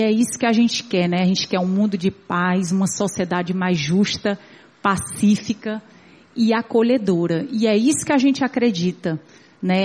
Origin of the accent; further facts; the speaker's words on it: Ceará, Brazil; como cearenses